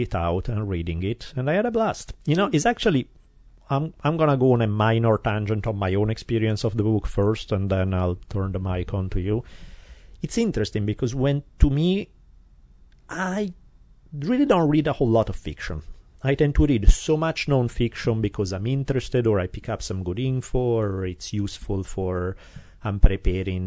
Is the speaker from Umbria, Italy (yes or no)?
no; Milan, Lombardy, Italy; now in Glendale, United States; I grew up in Milan not a million years ago